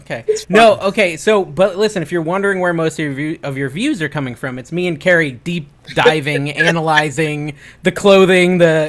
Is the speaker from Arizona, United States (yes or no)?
no; Connecticut, United States; moved away; I grew up in Connecticut.